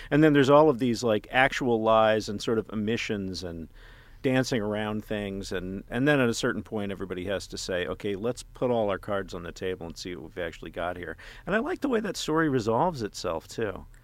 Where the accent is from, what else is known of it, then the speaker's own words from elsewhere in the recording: Texas, United States; moved away; my home state of Texas in a small town